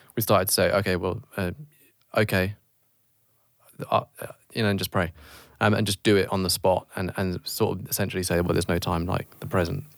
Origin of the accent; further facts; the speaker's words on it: United Kingdom; we're British.